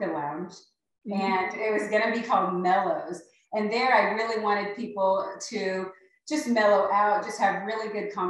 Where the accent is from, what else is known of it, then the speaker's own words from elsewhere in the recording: Alaska, United States; moved away as an adult; also born or lived in Mississippi / Tennessee; now in Globe, United States; I'm originally from Alaska, born and raised.